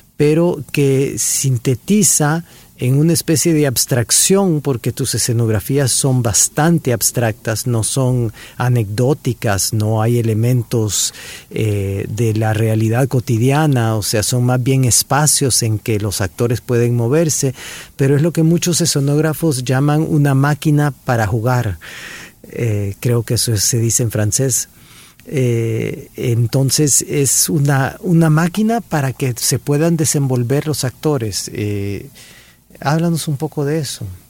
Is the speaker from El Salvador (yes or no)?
yes; El Salvador; moved away; also born or lived in Geneva, Switzerland